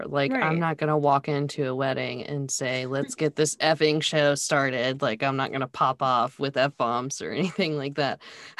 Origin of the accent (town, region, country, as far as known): Charlotte, North Carolina, United States; born or raised there